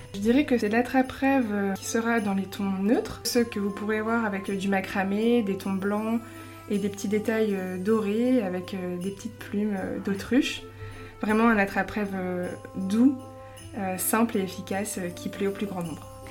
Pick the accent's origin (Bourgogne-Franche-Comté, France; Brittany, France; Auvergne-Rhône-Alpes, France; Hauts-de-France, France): Hauts-de-France, France; Lille; une créatrice lilloise